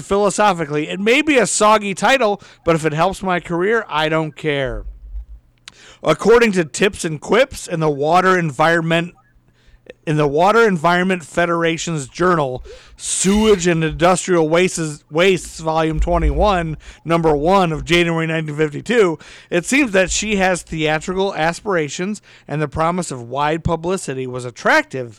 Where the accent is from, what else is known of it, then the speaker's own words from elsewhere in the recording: Toledo, Ohio, United States; Detroit is really close to my hometown. Like my hometown is basically a suburb of Detroit. Where Toledo, Ohio is like a suburb